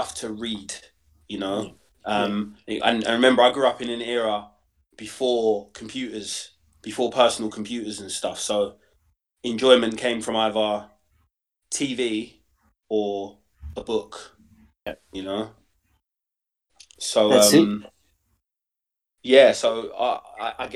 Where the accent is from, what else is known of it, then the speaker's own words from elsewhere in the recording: London, United Kingdom; I grew up in Stoke Newington, and then the kind of Hoxton end of Hackney.